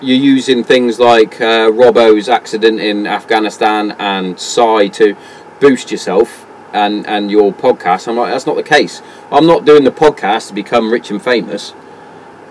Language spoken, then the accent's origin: English; England, United Kingdom